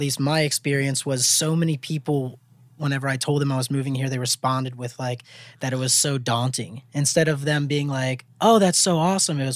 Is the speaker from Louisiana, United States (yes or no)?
yes; Mandeville, Louisiana, United States; moved away as an adult; also born or lived in New Orleans; now in Los Angeles, United States; I'm originally from Mandeville, Louisiana, which is 30 minutes north of New Orleans